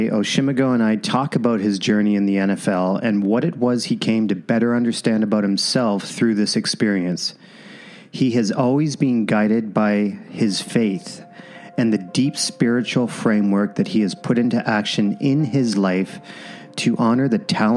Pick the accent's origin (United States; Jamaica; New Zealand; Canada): Canada; Windsor, Ontario; being from the same hometown, Windsor, Ontario